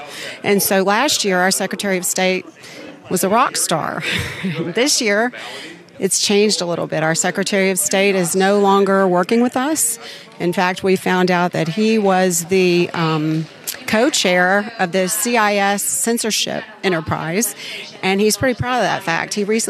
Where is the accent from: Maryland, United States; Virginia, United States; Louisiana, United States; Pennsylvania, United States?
Louisiana, United States; I'm from Louisiana.